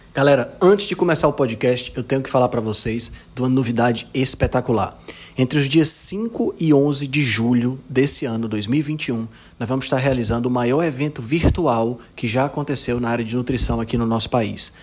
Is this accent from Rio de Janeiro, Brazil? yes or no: no; Fortaleza, Ceará, Brazil; eu sou de Fortaleza